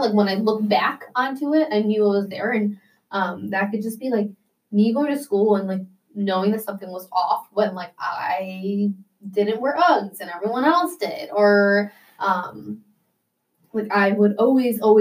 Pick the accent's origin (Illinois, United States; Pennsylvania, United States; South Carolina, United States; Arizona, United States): Illinois, United States; Vernon Hills; I was born and raised in Vernon Hills